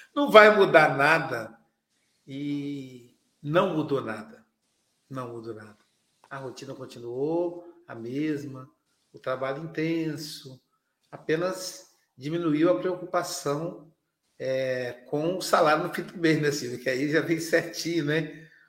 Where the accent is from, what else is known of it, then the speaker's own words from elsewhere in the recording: Muriaé, Minas Gerais, Brazil; moved away; a minha terra natal, para Muriaé, Minas Gerais